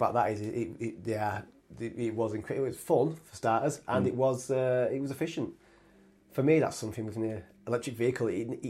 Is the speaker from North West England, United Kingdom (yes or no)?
no; Yorkshire and the Humber, United Kingdom; I'm a Yorkshireman